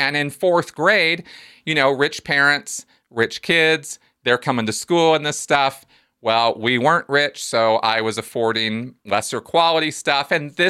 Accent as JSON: {"language": "English", "country": "United States", "tie": "born or raised there", "said": "here growing up in America in the 70s"}